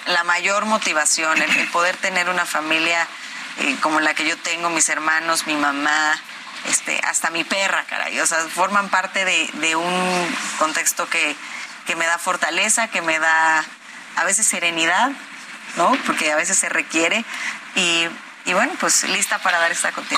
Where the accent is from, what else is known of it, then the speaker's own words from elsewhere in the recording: State of Mexico, Mexico; soy hija del Estado de México, nacida, crecida, sufrida